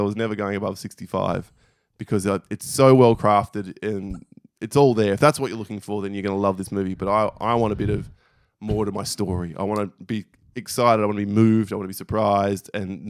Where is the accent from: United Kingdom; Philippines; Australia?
Australia; We're Australian. We should know. We don't.